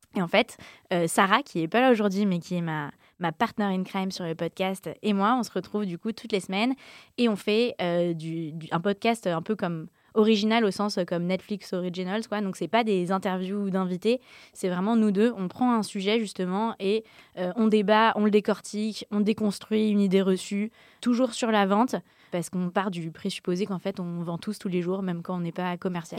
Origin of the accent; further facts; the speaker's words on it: Yvelines, Île-de-France, France; also born or lived in Paris; j'ai grandi comme j'étais dans les Yvelines